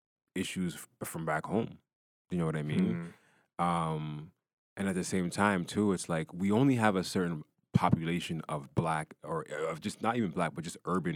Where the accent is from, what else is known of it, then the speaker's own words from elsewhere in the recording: Ghana; And, you know, I'm Ghanaian, right? So, you know, I'm Ghanaian